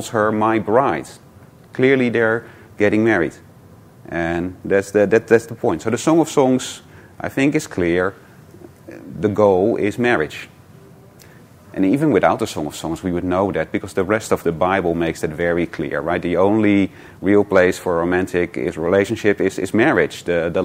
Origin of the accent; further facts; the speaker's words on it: Netherlands; moved away; I'm from Holland